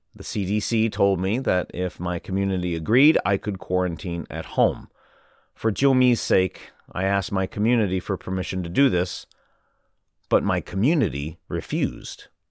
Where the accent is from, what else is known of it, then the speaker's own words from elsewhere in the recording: Sichuan, China; now in Shanghai, China; in my home province, Sichuan